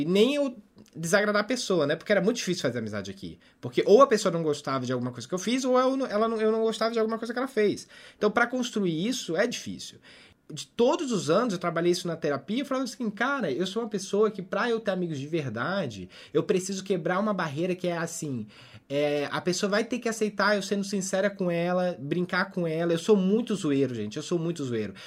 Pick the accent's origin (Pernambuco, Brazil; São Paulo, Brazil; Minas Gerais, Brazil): Minas Gerais, Brazil; Eu, como mineira, sou